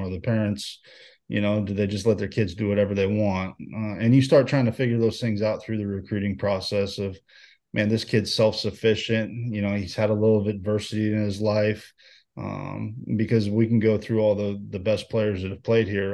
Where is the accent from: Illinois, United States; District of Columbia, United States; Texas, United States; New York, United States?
Texas, United States; Houston; moved away as an adult; being a Houston kid